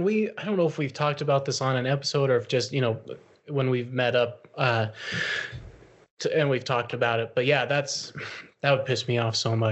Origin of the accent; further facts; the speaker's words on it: North Tongue River, Wyoming, United States; I grew up fishing on the North Tongue